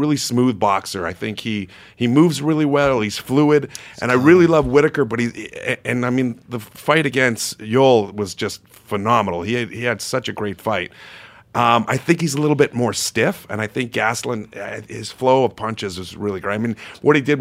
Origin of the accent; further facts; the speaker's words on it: Winnipeg, Manitoba, Canada; in Winnipeg, Manitoba, my hometown.